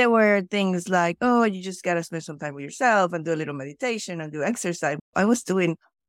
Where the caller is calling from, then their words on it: Anchorage, Alaska, United States; I am joining from Anchorage, Alaska at the ungodly hour of 7:50 in the morning.